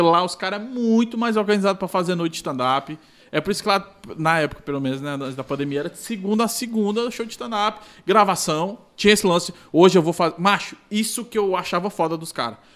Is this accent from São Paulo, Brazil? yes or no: no; Ceará, Brazil; sou lá do Ceará